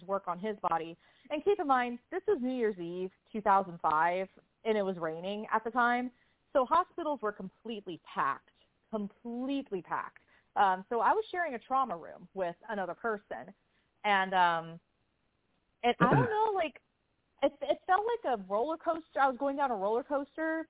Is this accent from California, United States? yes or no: yes; San Diego, California, United States; I grew up in San Diego